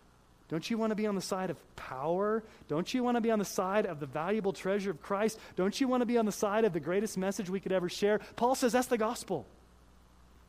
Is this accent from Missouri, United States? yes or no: yes; Kansas City, Missouri, United States; I was born in Kansas City, Missouri